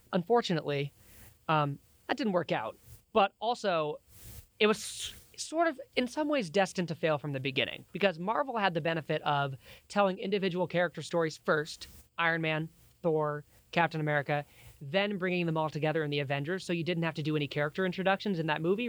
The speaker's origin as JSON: {"language": "English", "town": "Billings", "region": "Montana", "country": "United States", "tie": "born or raised there", "also_born_or_lived": "Laurel, Montana", "said": "was born and raised in Billings in Laurel, Montana, same as Liam"}